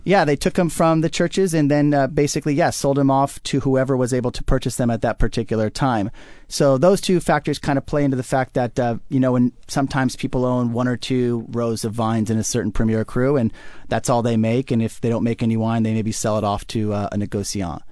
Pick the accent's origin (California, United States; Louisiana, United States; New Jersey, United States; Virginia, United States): California, United States; Orange County; also born or lived in San Luis Obispo; I grew up in Orange County